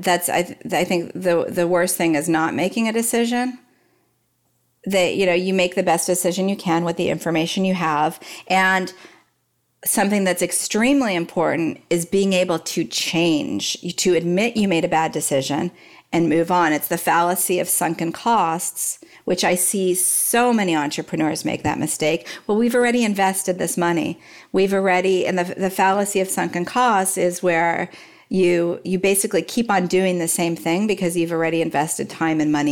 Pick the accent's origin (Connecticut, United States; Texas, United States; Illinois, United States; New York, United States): Texas, United States; Dallas; I grew up in Dallas